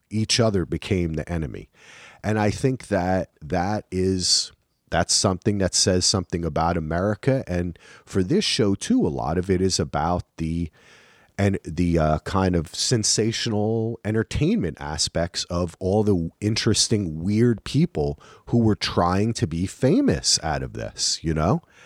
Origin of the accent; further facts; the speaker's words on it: New Jersey, United States; I'm from New Jersey